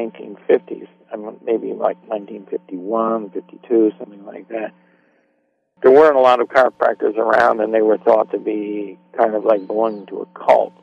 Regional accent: Iowa, United States; moved away; also born or lived in Beacon, New York; we spent a lot of years in Iowa when I was very young

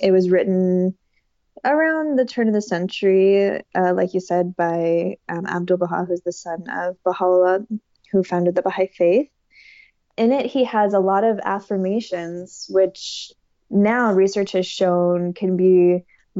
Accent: Riverside, California, United States; I grew up in Riverside, California

